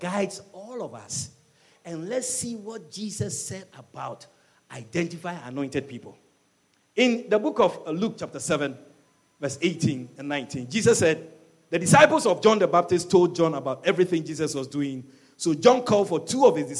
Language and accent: English; Ashanti, Ghana; moved away; also born or lived in Europe; I wasn't born here. I was born in Ghana. I'm from the Ashanti region. And I migrated to Europe